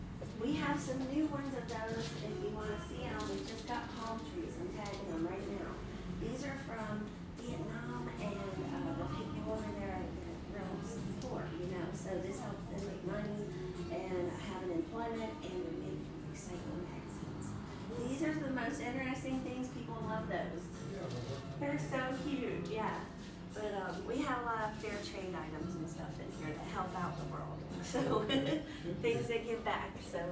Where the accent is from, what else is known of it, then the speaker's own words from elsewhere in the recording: Ohio, United States; I come from Ohio, so I came, I think, through Arkansas down